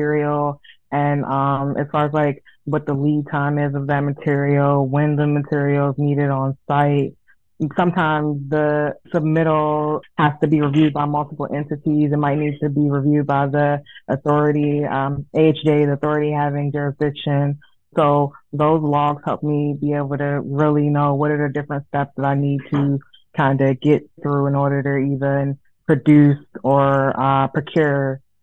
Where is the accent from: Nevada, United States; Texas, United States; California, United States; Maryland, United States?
Maryland, United States; Prince George's County; moved away